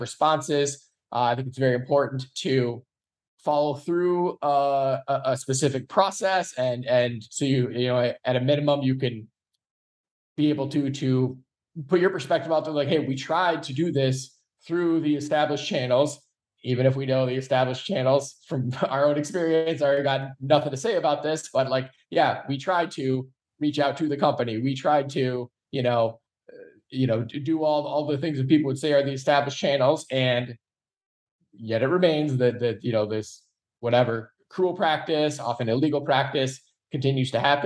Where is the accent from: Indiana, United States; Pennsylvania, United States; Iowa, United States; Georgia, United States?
Iowa, United States; Iowa, my home state where I'm at right now